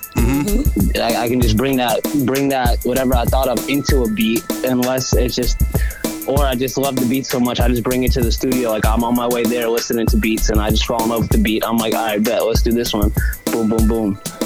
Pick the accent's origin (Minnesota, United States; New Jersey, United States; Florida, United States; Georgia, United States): Georgia, United States; Gwinnett County, outside Atlanta; moved away as an adult; also born or lived in Malden, Massachusetts; now in Boston, United States; I grew up in Gwinnett County